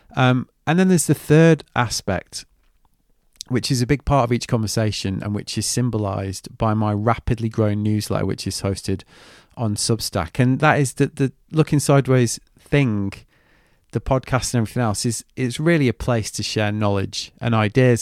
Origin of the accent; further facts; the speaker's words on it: United Kingdom; I'm very British.